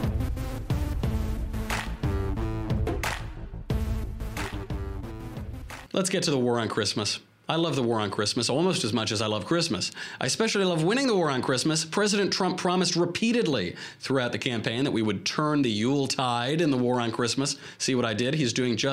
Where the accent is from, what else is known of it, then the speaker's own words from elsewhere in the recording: Westchester, New York, United States; I'm from Westchester